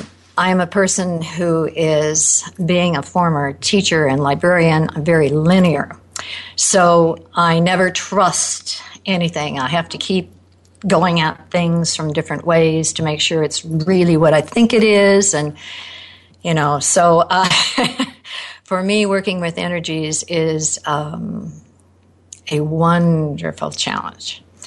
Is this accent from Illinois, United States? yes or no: yes; Naperville, Illinois, United States; I'm from Naperville, Illinois.